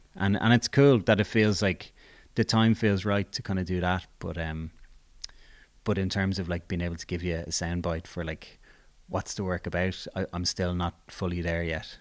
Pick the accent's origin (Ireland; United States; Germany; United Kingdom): Ireland; Dublin, Leinster; I grew up in Blanchestown